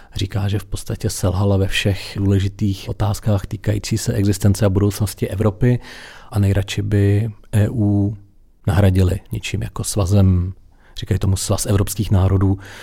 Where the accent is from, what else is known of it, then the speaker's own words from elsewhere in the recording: Czechia; jako rodilý Krušnohorec